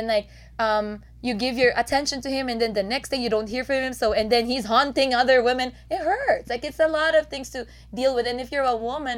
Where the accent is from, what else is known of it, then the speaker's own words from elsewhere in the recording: Philippines; moved away; I came from the Philippines.